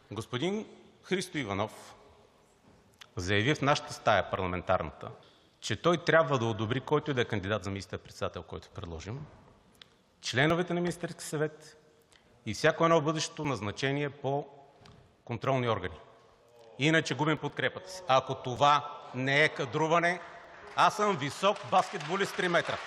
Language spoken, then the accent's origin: Bulgarian; Sofia, Sofia City, Bulgaria; Аз съм роден на пъпа на София и детството ми е минало на НДК